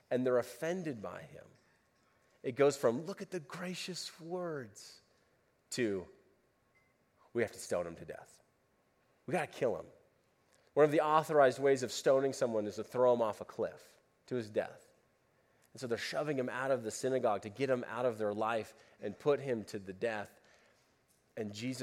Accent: United States; We're Americans.

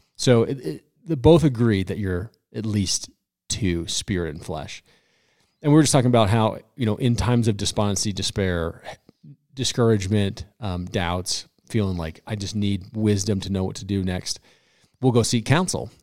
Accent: Colorado, United States; I am born and raised in Colorado

